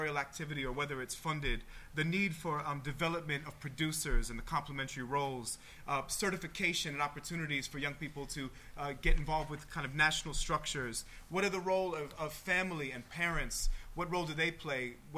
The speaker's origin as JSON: {"language": "English", "country": "United States", "said": "As an American, I'd like to challenge that idea."}